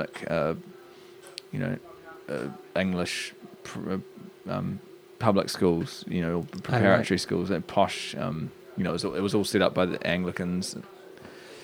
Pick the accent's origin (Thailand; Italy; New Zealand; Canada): New Zealand; Christchurch, Canterbury; moved away; also born or lived in United Kingdom / New York; growing up in Christchurch